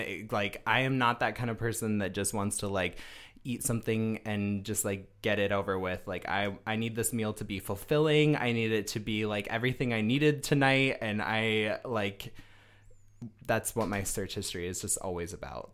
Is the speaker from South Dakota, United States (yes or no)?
yes; Rapid City, South Dakota, United States; moved away; also born or lived in Denver, Colorado / Michigan; I am born and raised from Rapid City, South Dakota.